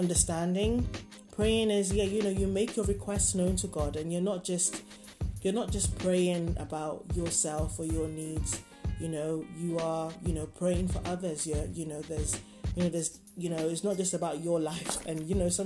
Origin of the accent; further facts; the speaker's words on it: Nigeria; I grew up in Nigeria, so, you know, people pray often